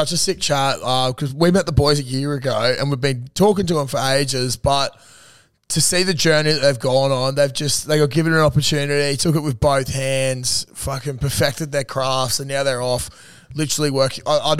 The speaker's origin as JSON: {"language": "English", "region": "New South Wales", "country": "Australia", "said": "and we understand why we're from New South Wales."}